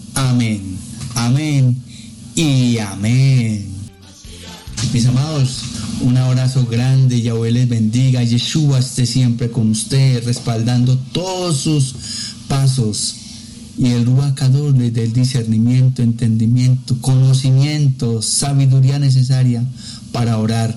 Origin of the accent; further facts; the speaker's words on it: Colombia; acá en, en mi país, en Colombia